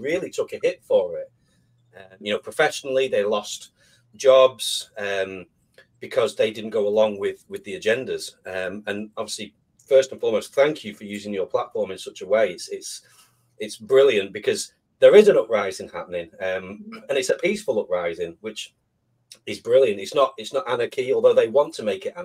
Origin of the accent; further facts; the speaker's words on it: United Kingdom; Yeah, so obviously I'm British as well, as is Leilani. And so when I was a teenager, I used to have a paper round